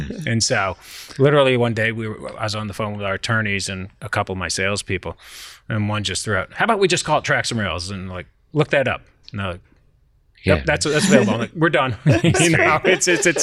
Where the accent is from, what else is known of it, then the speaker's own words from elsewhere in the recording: New Jersey, United States; also born or lived in Washington, D.C. / Tennessee; I grew up in New Jersey.